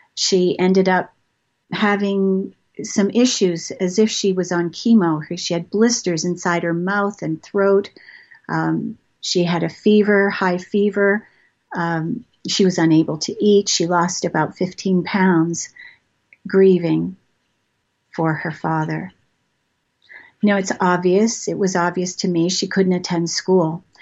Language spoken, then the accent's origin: English; Toronto, Ontario, Canada; moved away as an adult; also born or lived in Montreal / Maryland / England / Marietta, Georgia; I've moved around a lot. I grew up in Toronto.